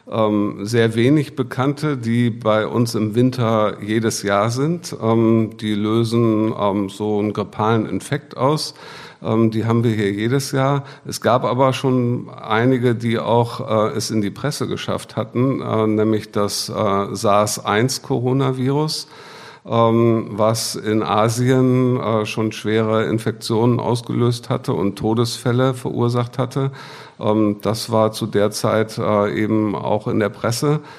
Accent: Bremen, Germany; ich komme aus Bremen ähm, habe dort auch äh, mein Studium begonnen

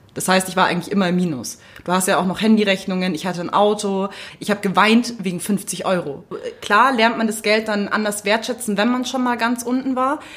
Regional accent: Munich, Bavaria, Germany; als Münchner

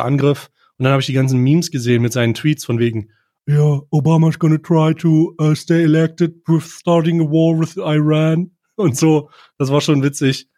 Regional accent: Germany; als Deutscher

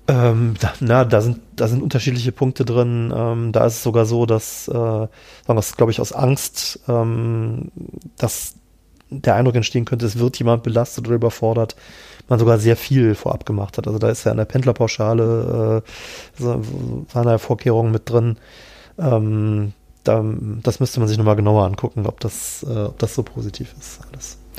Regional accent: Cologne, North Rhine-Westphalia, Germany; moved away; ich komme ja tatsächlich ursprünglich aus Köln

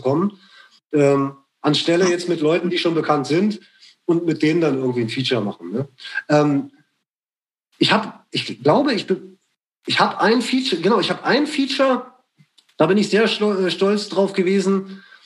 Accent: Braunschweig, Lower Saxony, Germany; bei uns in Braunschweig

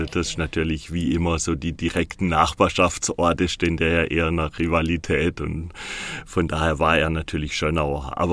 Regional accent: Baden-Württemberg, Germany; Ja, so Randschwarzwälder. Ich komme gebürtig aus dem Wiesental das zählt man ja noch zum Schwarzwald dazu.

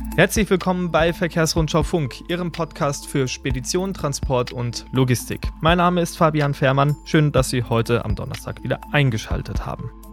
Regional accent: south of Munich, Bavaria, Germany; ich komme aus dem Süden von München, kann man so sagen. Und ähm, zwischen Wolfratshausen und Geritzried, das sind zwei kleine Städte in meinem Heimatlandkreis

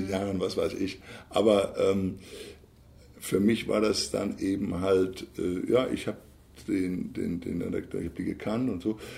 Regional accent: Bavaria, Germany; ich komme ja aus Bayern.

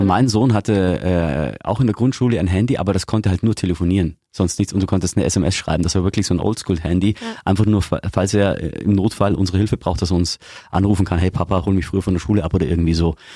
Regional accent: Augsburg, Bavaria, Germany; hier bei uns in Augsburg

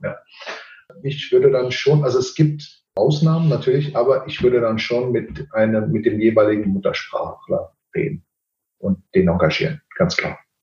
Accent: Portugal; Ich bin ja Portugiese

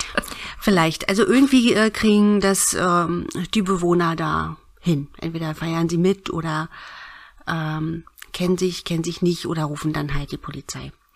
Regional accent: Berlin, Germany; moved away; ich bin ja äh, ursprünglich Berlinerin.

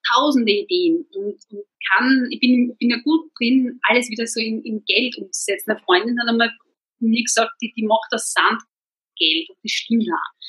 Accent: Burgenland, Austria; moved away; wir sind beide Burgenländer

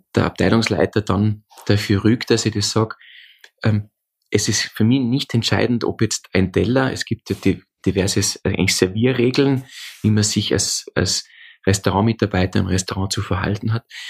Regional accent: Austria; Bei uns in Österreich sagt man diesen, diese, also Polterei macht

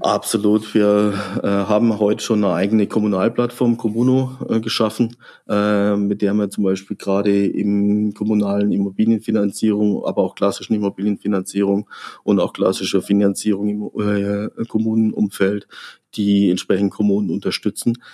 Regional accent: Freiburg, Baden-Württemberg, Germany; now in Frankfurt, Germany; Freiburg ist ähm, mein Geburtsort, mein, meine Heimat, mein Zuhause

